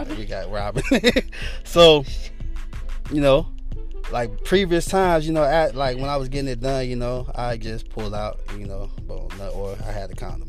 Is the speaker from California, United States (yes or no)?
no; Chicago, Illinois, United States; I'm from Chicago, Illinois